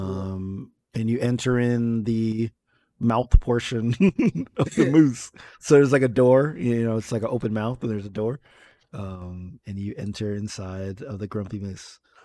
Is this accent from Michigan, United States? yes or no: no; New York area, United States; growing up in the New York area, I would go to Coney Island